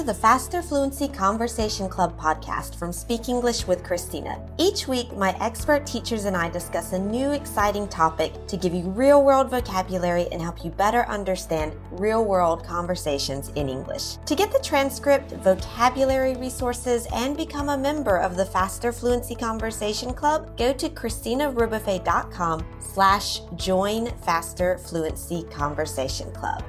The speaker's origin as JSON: {"language": "English", "region": "South Mississippi", "country": "United States", "said": "I'm from Mississippi, South Mississippi, just quite near Louisiana"}